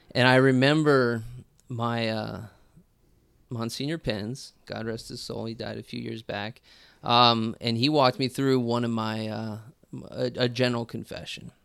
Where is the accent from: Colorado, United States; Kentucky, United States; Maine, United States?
Colorado, United States; moved away; also born or lived in St. Louis, Missouri; I'm originally from Colorado